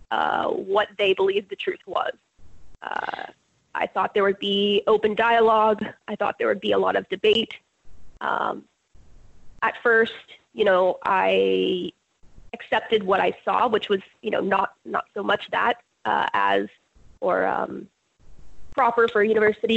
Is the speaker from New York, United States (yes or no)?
no; California, United States; I grew up in California my whole life